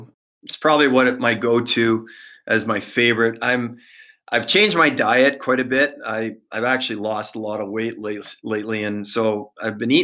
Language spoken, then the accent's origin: English; Toronto, Ontario, Canada; growing up in Toronto